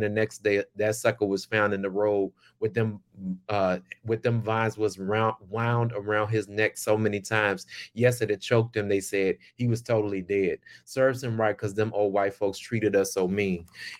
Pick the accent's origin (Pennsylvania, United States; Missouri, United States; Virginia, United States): Virginia, United States; Tappahannock; I'm born and raised in the Tidewater in Essex County, Tappahannock, Virginia. I grew up. And also, I have family in Philadelphia